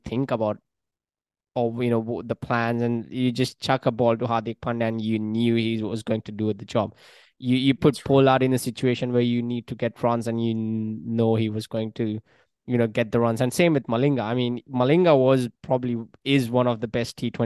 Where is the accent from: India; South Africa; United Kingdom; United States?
India; Mumbai, Maharashtra; grown up, born, raised in Mumbai